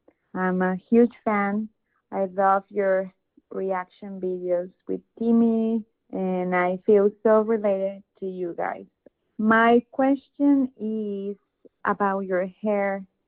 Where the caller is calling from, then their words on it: Mexico; English is a second language; I'm calling from Mexico.